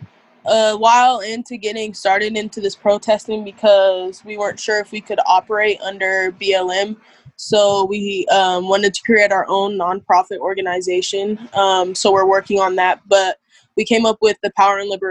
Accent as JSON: {"language": "English", "town": "Carson City", "region": "Nevada", "country": "United States", "tie": "born or raised there", "also_born_or_lived": "Douglas County, Nevada", "said": "I'm from Carson City, Nevada. I went to high school in Douglas County, every grade"}